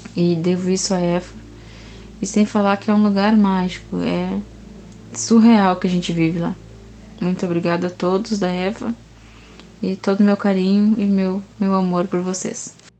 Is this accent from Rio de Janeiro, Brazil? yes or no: no; Canguçu, Rio Grande do Sul, Brazil; now in Pelotas, Brazil; sou natural de Canguçu, da zona urbana, mas hoje estou morando na zona rural de Pelotas